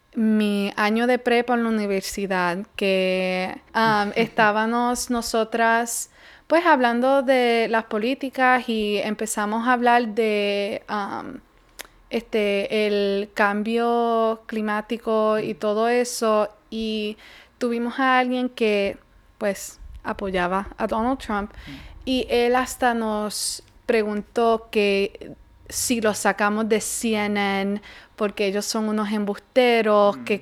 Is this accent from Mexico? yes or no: no; Puerto Rico; now in United States; porque nosotros somos de Puerto Rico, o sea que al nacer somos ciudadanos